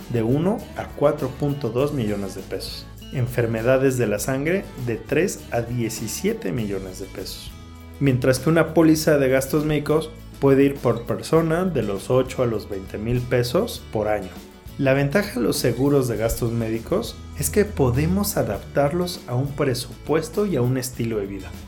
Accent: Mexico; como mexicanos

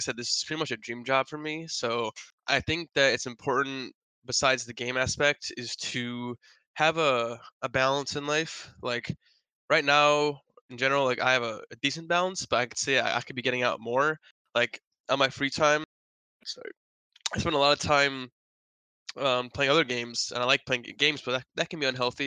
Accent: Wisconsin, United States; moved away as an adult; now in Los Angeles, United States; I'm actually from Wisconsin, so I've been in LA for over a year now

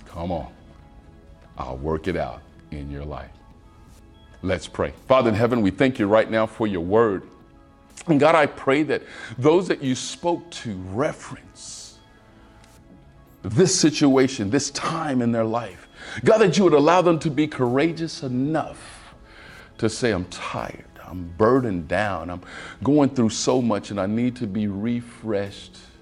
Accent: Waco, Texas, United States; I'm from Waco, Texas

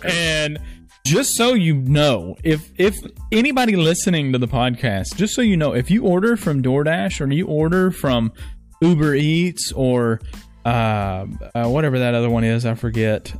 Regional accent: Texas, United States; I'm from Texas

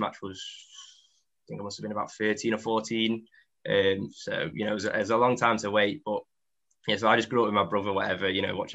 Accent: Derbyshire, East Midlands, United Kingdom; I'm from Derbyshire.

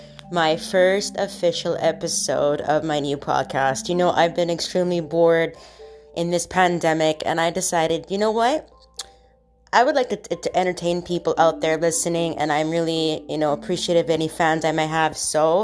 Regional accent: Montreal, Quebec, Canada; Montreal, Quebec, my hometown.

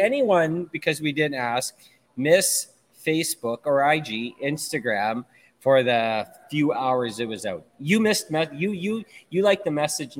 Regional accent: Thunder Bay, Ontario, Canada; I am from Thunder Bay, and I curse.

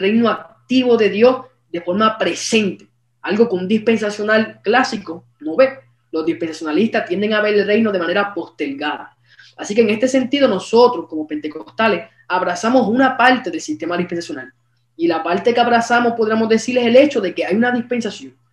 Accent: Aguadilla, Puerto Rico; soy de Puerto Rico, del pueblo de Aguadilla

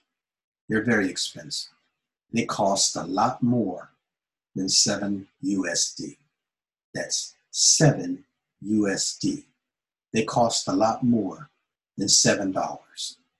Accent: United States; I'm an American. I was born and raised in America, and I speak English just like an American

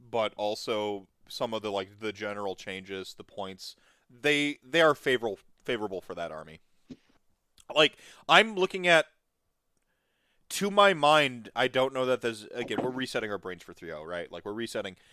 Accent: United States; I come from America

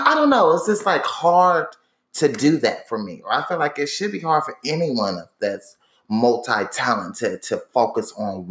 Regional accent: Indianapolis, Indiana, United States; moved away as an adult; now in Atlanta, United States; I'm from Indianapolis, Indiana, but I moved to Atlanta in 2015

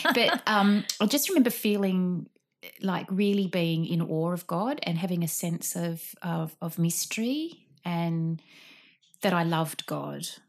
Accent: Sydney, New South Wales, Australia; I grew up in Artarmon

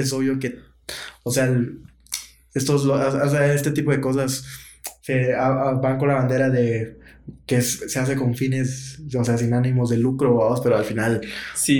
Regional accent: Guatemala; como guatemaltecos

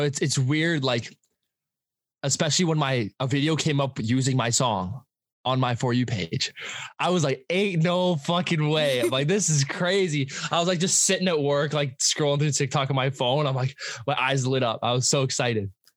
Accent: Abbotsford, British Columbia, Canada; I'm from Abbotsford, uh, BC, Canada. That's like an hour outside of Vancouver.

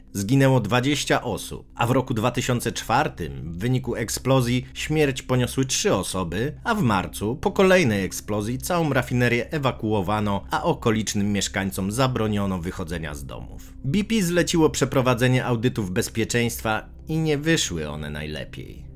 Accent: Gdańsk, Pomeranian Voivodeship, Poland; u nas w Gdańsku jest bardzo podobnie

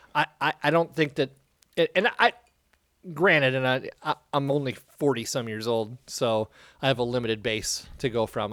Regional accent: Iowa, United States; growing up in Iowa

